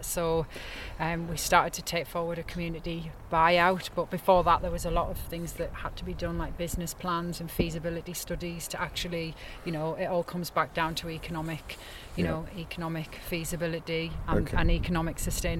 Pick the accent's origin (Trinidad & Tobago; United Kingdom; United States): United Kingdom; Sunderland, North East England; now in Langholm, United Kingdom; So, I'm originally from Sunderland, so I'm a Macam, but moved around quite a lot over the years